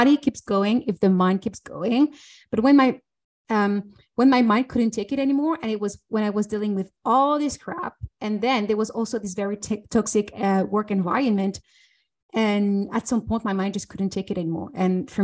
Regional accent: France; now in Switzerland; I'm French and I live in Switzerland.

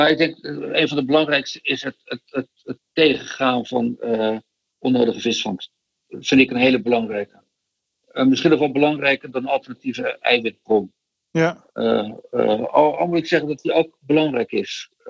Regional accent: Rotterdam, South Holland, Netherlands; also born or lived in Delft; in Delft geboren, maar eh, ik ben wel getogen in Rotterdam.

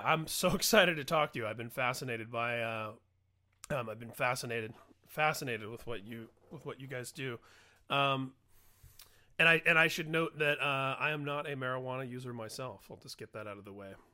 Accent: Indiana, United States; I grew up in Indiana myself

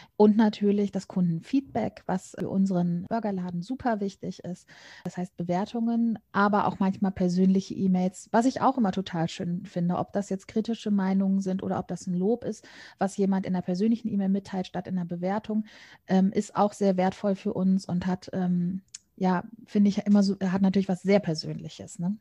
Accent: Cologne, North Rhine-Westphalia, Germany; grundsätzlich komme ich tatsächlich auch gebürtig aus Köln, bin immer hier geblieben

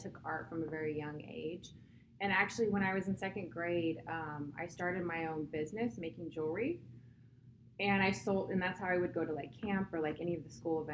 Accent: San Luis Obispo, California, United States; also born or lived in Oxnard, California; I was born in Oxnard, California, and raised in San Luis Obispo. So I am a California girl

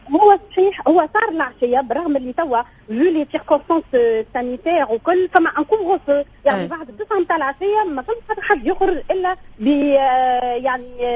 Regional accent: Tunisia; now in Nice, France; احنا تونسيين

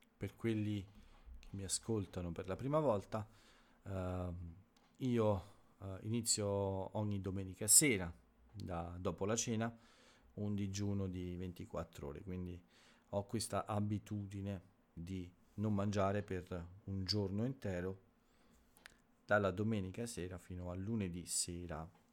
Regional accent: Italy

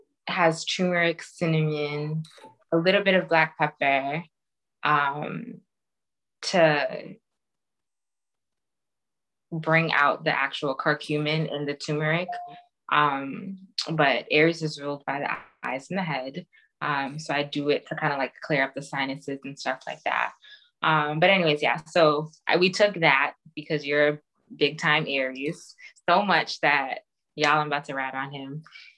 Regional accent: Nigeria; I know I'm Nigerian, I like mango so much

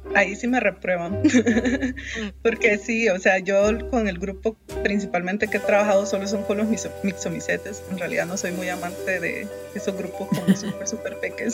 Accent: Honduras; moved away as an adult; now in Costa Rica; soy hondureña

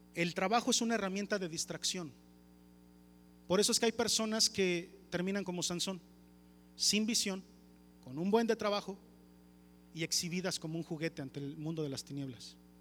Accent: Mexico

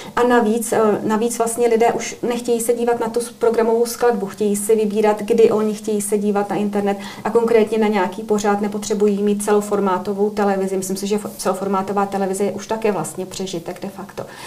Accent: Cheb, Karlovy Vary Region, Czechia; moved away as an adult; also born or lived in Prague; now in United Kingdom; od roku 2015 jsem v Británii, ale tím, že pocházím z Chebu, což je příhraniční město

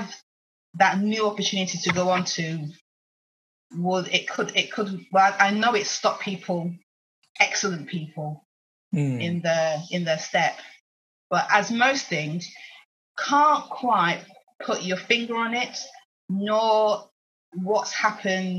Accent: Oldham, North West England, United Kingdom; moved away as an adult; also born or lived in London; I was born in Oldham, which is halfway between the Yorkshire Dales and Lancashire. Mm. But we sit on the Lancashire side.

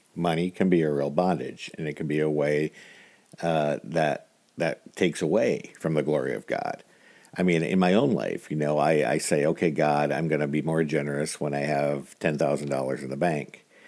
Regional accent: United States; I was born in America with a lot of resources

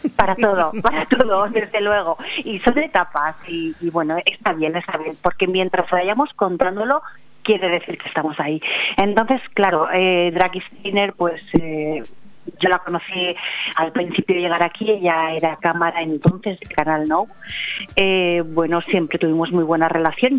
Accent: Valencia, Valencian Community, Spain; moved away as an adult; now in Marina Baixa, Spain; Empecé en Valencia, porque yo soy valenciana

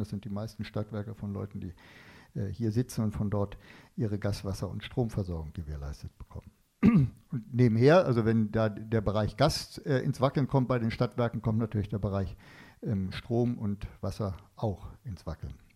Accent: Northern Germany, Germany; ich komme aus Norddeutschland

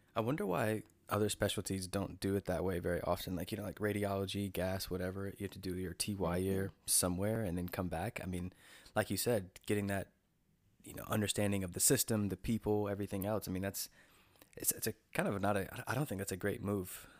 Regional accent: North Carolina, United States; I'm from North Carolina, and I uh, I went to NC State, so I was like at, I was near home

